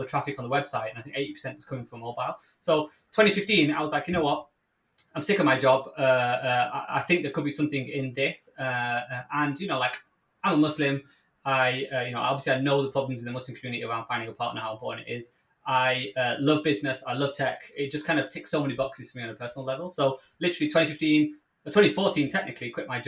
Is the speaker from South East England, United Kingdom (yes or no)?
no; Manchester, North West England, United Kingdom; accent: Mancunian; you can tell from accent, I'm a Mancunian, so for the global listeners, from Manchester in the UK